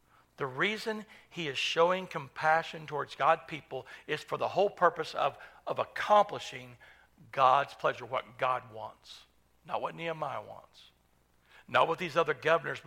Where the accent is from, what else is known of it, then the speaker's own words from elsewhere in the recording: United States; as an American citizen